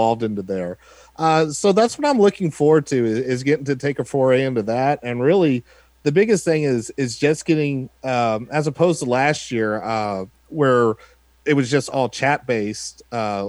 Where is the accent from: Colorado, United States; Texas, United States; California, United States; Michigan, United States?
Texas, United States; I'm a Texan that went to Notre Dame